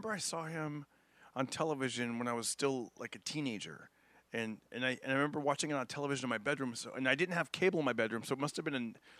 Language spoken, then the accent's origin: English; Fresno, California, United States; moved away as an adult; also born or lived in San Francisco Bay Area; growing up in Fresno, like the first couple years, even when I moved to San Francisco Bay Area